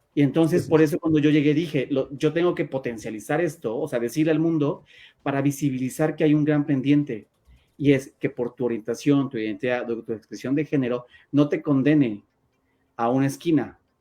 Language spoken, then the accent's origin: Spanish; Mexico